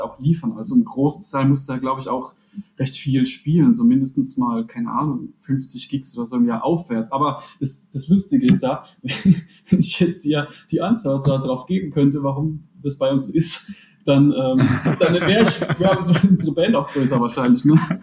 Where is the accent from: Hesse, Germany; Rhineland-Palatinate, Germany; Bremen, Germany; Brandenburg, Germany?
Rhineland-Palatinate, Germany; wir sind alle aus der Pfalz